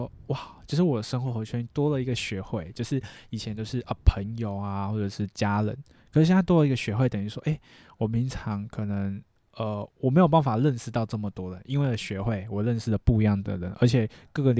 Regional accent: Taipei, Taiwan; born there; 那时候在台北，因为我在我是台北出生的

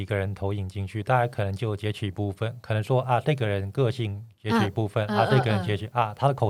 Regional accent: Taipei, Taiwan; 呃，对，我是台北人，

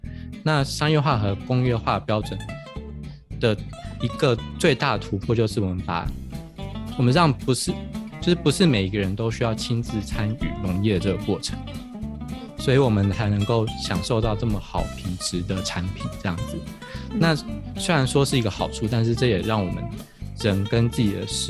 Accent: Taiwan; 哦，我们台湾人都去什么国外国家当台劳之类的

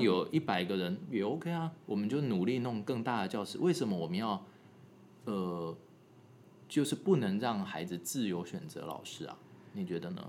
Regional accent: Taiwan; moved away; 我是在台湾长大的啦，我是后来才去那国外求学

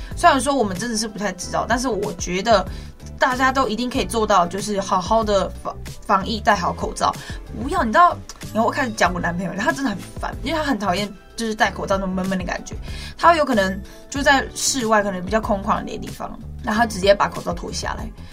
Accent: Guanshan, Taitung County, Taiwan; 我是来自台东关山德高打鼓饭部落的阿美族

